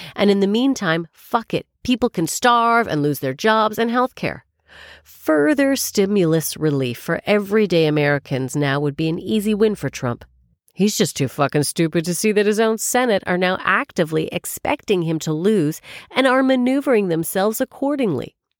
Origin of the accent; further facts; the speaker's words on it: Canada; now in United Kingdom; I'm Canadian